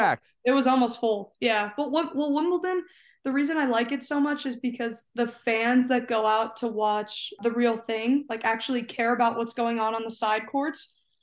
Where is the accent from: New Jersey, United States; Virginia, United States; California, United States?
New Jersey, United States; also born or lived in Phoenix, Arizona / Toronto, Canada; But I was born in Phoenix. Then we moved to Toronto and then we moved to Jersey when I had like just turned 9, I think.